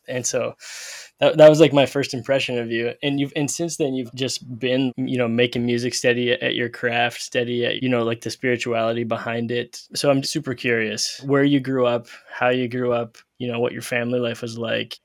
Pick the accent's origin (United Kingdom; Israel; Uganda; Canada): Canada; moved away as an adult; now in Chicago, United States; I grew up in Canada until I was twenty-three. I moved down to Chicago